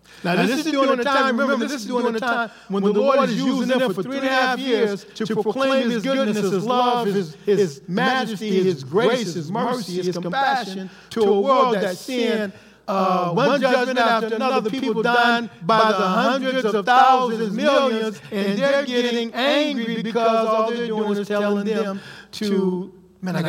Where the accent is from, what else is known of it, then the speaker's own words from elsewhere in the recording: Los Angeles, California, United States; as a kid growing up in Los Angeles back in the 60s